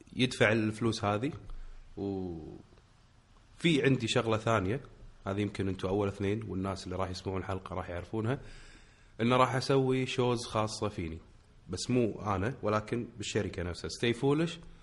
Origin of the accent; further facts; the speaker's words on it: Kuwait; عندنا بالكويت